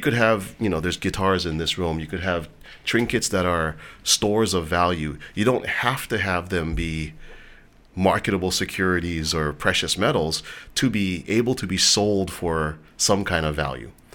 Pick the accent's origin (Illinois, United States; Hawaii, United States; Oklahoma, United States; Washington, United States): Hawaii, United States; a lot of kids growing up in Hawaii, guys in particular, we all wanted to be athletes